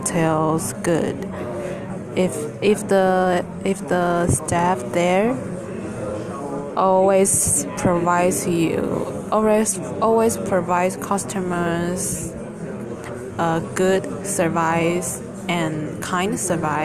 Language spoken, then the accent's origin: English; Taichung, Taiwan; English is a second language; moved away as an adult; now in Kinmen, Taiwan; my hometown is Taichung